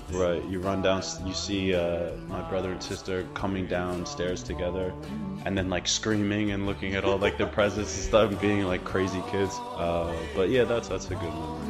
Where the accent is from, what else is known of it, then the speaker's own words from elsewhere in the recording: Connecticut, United States; I am from Connecticut uh, within the United States of America